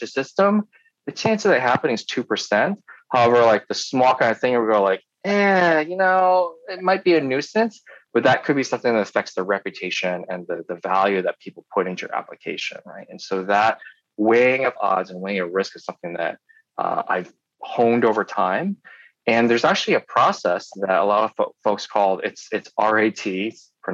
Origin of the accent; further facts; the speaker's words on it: Poughkeepsie, New York, United States; now in Ann Arbor, United States; I grew up in New York State in a town called Poughkeepsie.